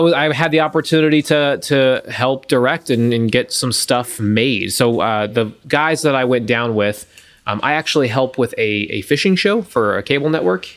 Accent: Gulf Coast, United States; I grew up on the Gulf

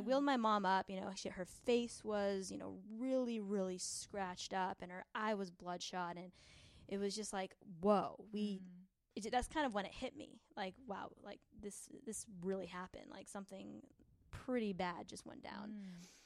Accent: San Diego, California, United States; we're from San Diego

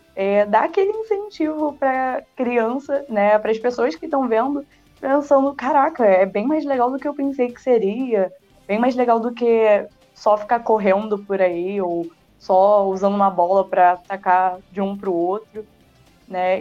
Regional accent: Rio de Janeiro, Brazil; Eu sou da Jacarapaguá.

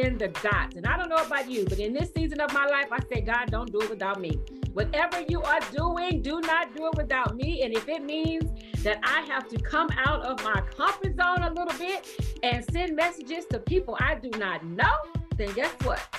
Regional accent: Houston, Texas, United States; I'm from Houston, Texas.

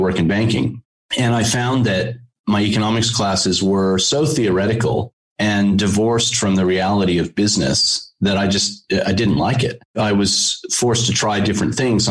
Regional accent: Connecticut, United States; moved away as an adult; also born or lived in New York; now in Australia; I was born in New York and grew up in Connecticut.

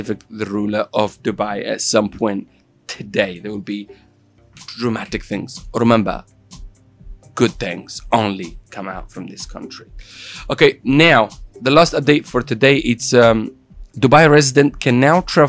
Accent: Italy; accent: Italian; English is a second language; moved away; my Italian accent

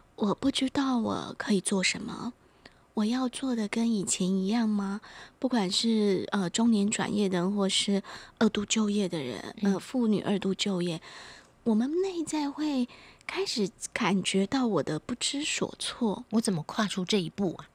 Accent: Taiwan; 我们台湾人或者是关于华人世界里面更深层的东西

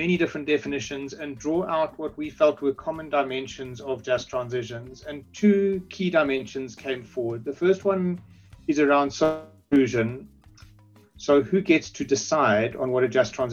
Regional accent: South Africa; I am South African and work from South Africa

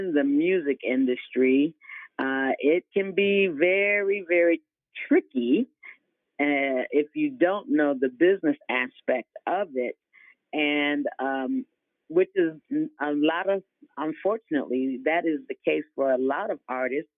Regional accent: Bloomfield, Connecticut, United States; also born or lived in Nashville, Tennessee; I loved living and growing up in Bloomfield, Connecticut

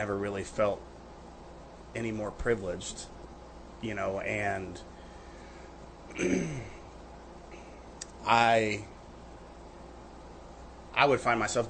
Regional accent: a small town in Illinois, United States; moved away; I'm from the Midwest. Uh-huh. I grew up in a small town in Illinois

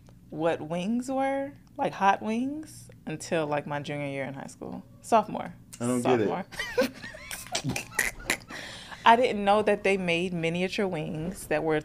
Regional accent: Georgia, United States; I'm from Georgia.

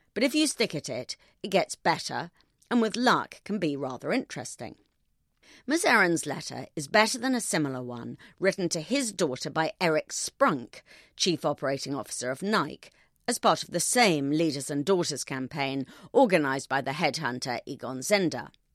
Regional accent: United Kingdom; I'm British

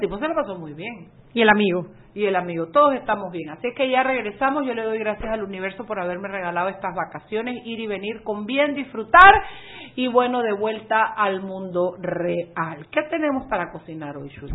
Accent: Boquete, Chiriquí, Panama; moved away; después estuve en mi boquete, pues amo boquete, amo mi, mi, mi pueblo

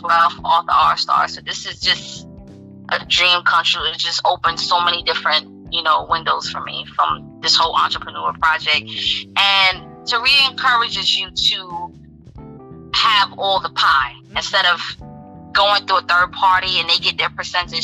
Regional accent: New York City, New York, United States; New York City, my hometown.

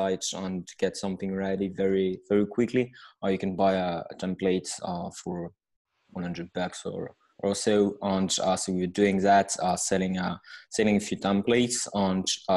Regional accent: France; accent: French; English is a second language; I'm hailing from France with my accent.

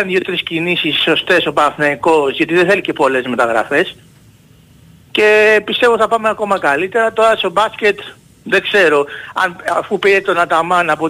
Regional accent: Ymittos, Attica, Greece; από τον Ημιτό, τι κάνουμε.

